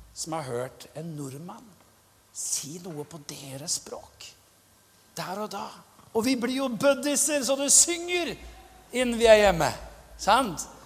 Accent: Pakistan; now in Norway; Jeg kommer fra Pakistan.

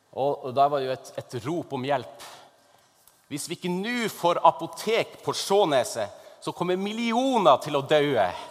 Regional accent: Northern Norway, Norway; i Nord-Norge, der jeg kommer fra

